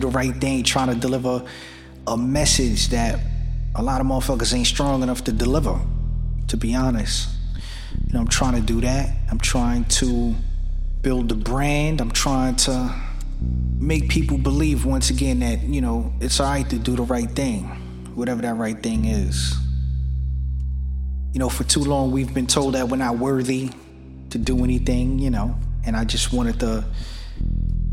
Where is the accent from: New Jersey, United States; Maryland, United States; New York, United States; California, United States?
New York, United States; New York City; now in Pennsylvania, United States; I'm from Brooklyn, New York, but I live in Pennsylvania.